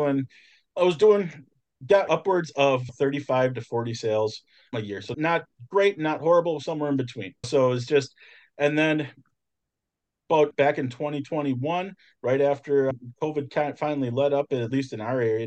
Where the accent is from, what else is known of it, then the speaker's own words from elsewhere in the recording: just north of Milwaukee, Wisconsin, United States; I'm actually from the Midwest, so I am just north of Milwaukee, Wisconsin